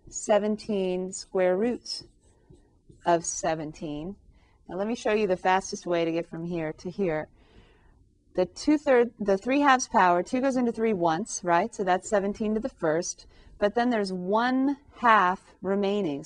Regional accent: California, United States; I grew up in California

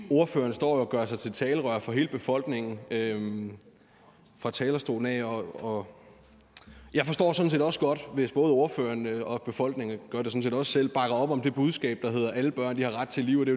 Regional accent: Odense, Southern Denmark, Denmark; Nu er jeg selv fra Odense, og der har været en del demonstrationer også

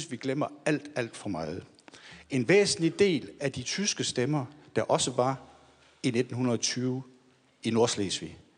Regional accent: Southern Denmark, Denmark; accent: Sønderjysk; Jeg er sønderjyde, jeg kunne snakke sønderjysk

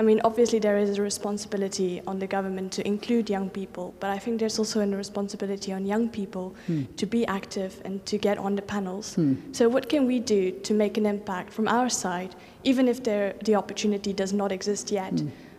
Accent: Namibia; I'm from Namibia

